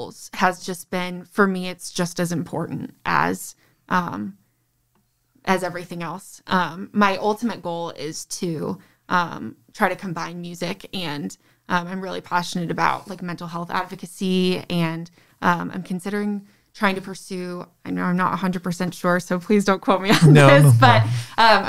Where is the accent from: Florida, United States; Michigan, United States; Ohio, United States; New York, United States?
Michigan, United States; Novi; I grew up in Novi